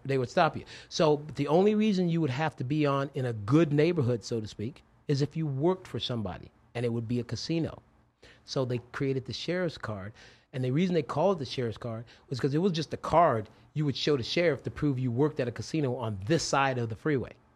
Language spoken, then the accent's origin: English; Las Vegas, Nevada, United States; I grew up on the West Side